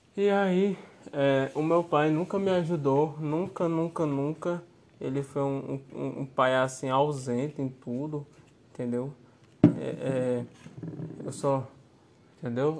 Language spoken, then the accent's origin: Portuguese; Cariri region, Ceará, Brazil; Eu sou cearense, né? Você me perguntou aí de onde eu sou, né? Eu sou do Ceará. Eu nasci lá no Ceará. Eu nasci na região do Cariri.